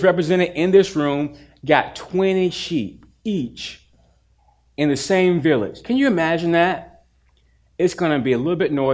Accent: Durham, North Carolina, United States; also born or lived in Chapel Hill; I grew up in Durham, but I spent every weekend and almost all my summers in the country of Chapel Hill.

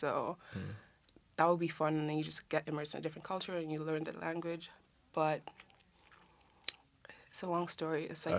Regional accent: Kenya; Or like, there's no such thing as a Kenyan accent, so to speak, because we have 44 tribes, 43.

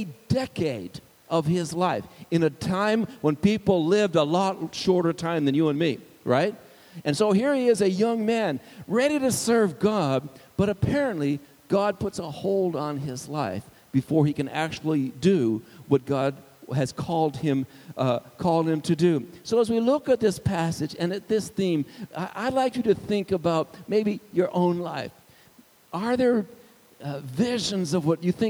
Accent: Arizona, United States; also born or lived in Indiana; I was from Arizona

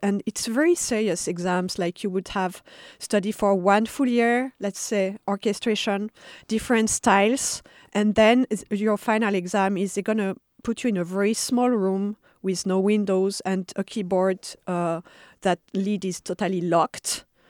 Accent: Paris, Île-de-France, France; moved away; I was born in Paris, and I, uh, mostly grew up, uh, in the suburbs

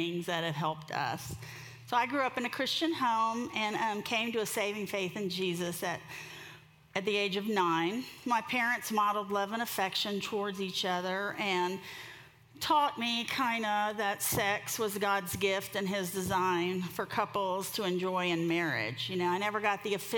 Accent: Miami, Florida, United States; I'm from Miami, so I'm a beach girl

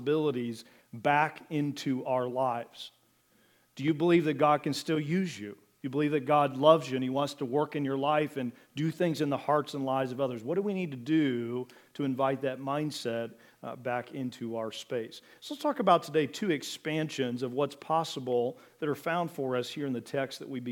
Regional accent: Mansfield, Ohio, United States; now in Wooster, United States; I was born here in Worcester, but grew up over in Richland County, Mansfield area, Butler, Belleville area.

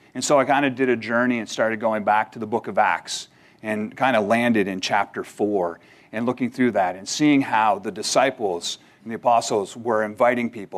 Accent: Canada; moved away; as a Canadian, where I'm originally from

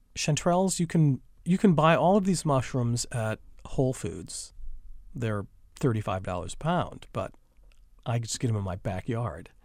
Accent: Wisconsin, United States; now in North Carolina, United States; I grew up in Wisconsin

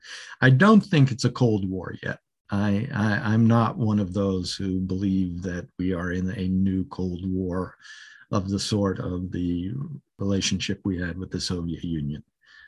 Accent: Singapore; also born or lived in Malaysia; My parents were Methodist missionaries, so I grew up in Southeast Asia, Singapore and Malaysia.

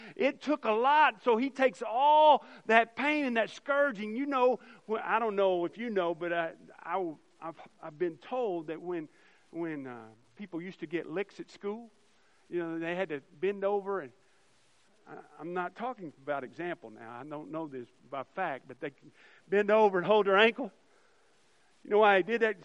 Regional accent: United States; as American Christians

